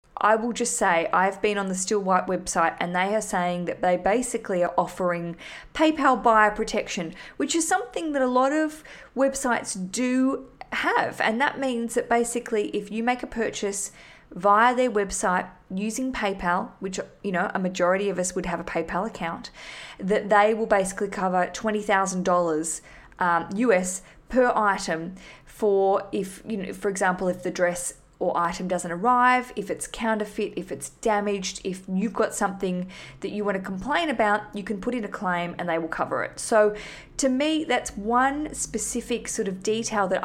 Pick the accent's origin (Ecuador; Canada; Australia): Australia; now in London, United Kingdom; I'm Australian.